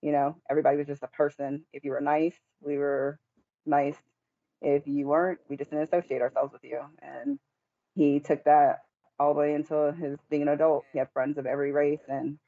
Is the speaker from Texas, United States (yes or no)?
yes; Killeen, Texas, United States; We grew up here in Killeen, Texas.